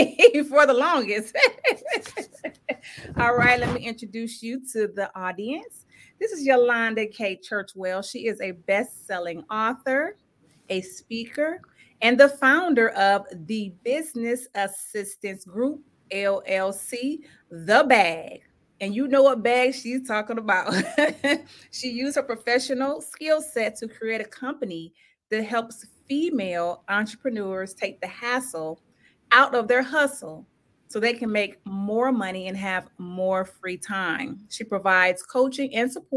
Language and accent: English; Cincinnati, Ohio, United States; I'm from Cincinnati